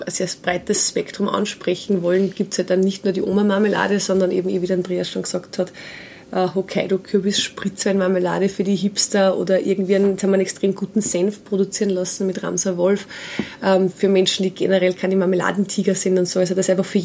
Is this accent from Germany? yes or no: no; Steyr, Upper Austria, Austria; wir sind aus Steyr